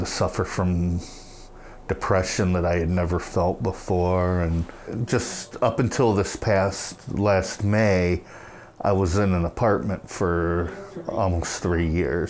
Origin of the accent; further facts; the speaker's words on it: Portage, United States; also born or lived in Colorado; I'm from this area. I was raised in Portage, and I lived in Colorado for part of my life too